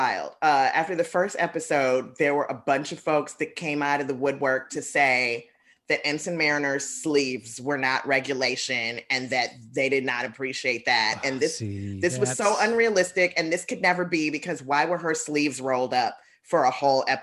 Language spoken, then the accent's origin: English; Chicago, Illinois, United States; I'm from the South Side.